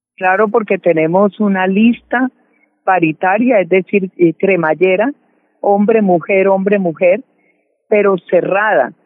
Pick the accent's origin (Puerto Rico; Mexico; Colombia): Colombia; como colombianos y colombianas